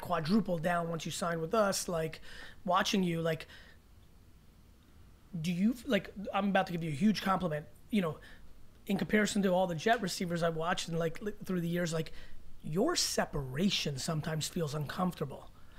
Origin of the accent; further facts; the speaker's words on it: Belarus; moved away; I was from Belarus.